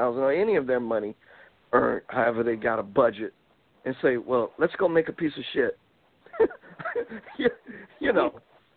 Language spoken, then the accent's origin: English; the South, United States; I'm from the South